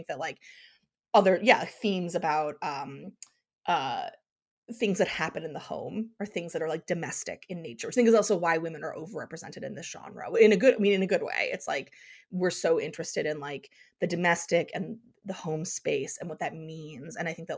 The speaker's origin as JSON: {"language": "English", "region": "Pennsylvania", "country": "United States", "tie": "born or raised there", "said": "because I grew up in Eastern Pennsylvania, and there was Mischief Night or Devil's Night"}